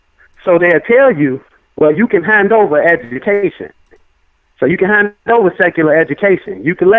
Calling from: Chicago, Illinois, United States; I'm calling from Chicago, Illinois.

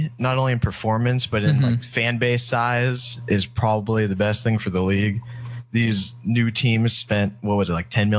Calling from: Dallas, Texas, United States; Hey man, I'm in Dallas, Texas.

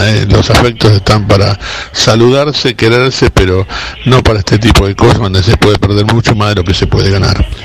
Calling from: Barracas, Buenos Aires, Argentina; de Barracas.

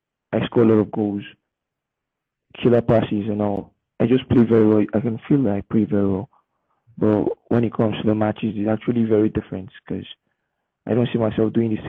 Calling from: Nigeria; I'm 15 years old, but I'm coming from Nigeria.

